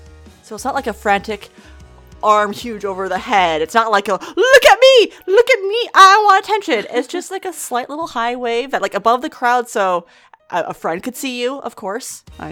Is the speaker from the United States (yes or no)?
yes; Queens, New York, United States; So because I'm a queen from Queens, it's not the first time I've been to a club.